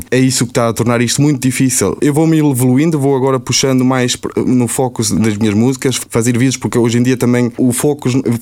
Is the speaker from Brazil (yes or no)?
no; Portugal; also born or lived in Germany; Exatamente. Depois habitei em Portugal e depois vim para aqui.